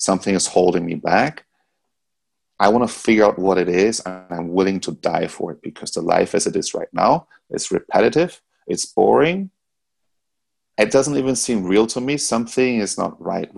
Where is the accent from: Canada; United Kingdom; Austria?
Austria; now in United States; In Europe, I grew up in Austria.